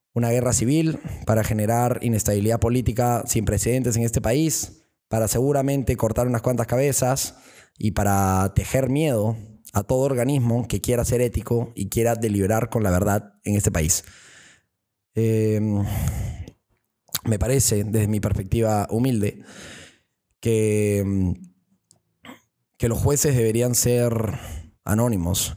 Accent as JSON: {"language": "Spanish", "country": "Peru", "said": "esa fuerza perucha que ya es dentro de nosotros"}